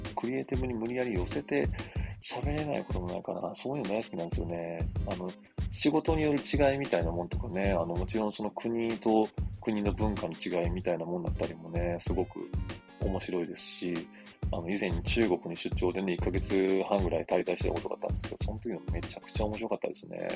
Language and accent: Japanese; Kyoto, Japan; accent: Kansai-ben; moved away; also born or lived in Tokyo; 東京に来ると、あの、京都から来ました